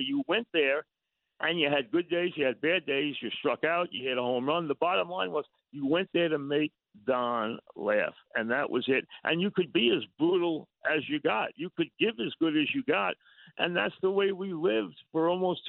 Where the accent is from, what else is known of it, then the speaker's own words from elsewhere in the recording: Long Beach, New York, United States; I grew up in Long Beach